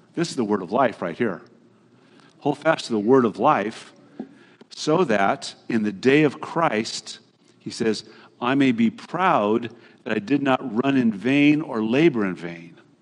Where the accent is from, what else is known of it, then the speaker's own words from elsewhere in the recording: Hayward, California, United States; My generation at Hayward High School, when I grew up right here in the Bay Area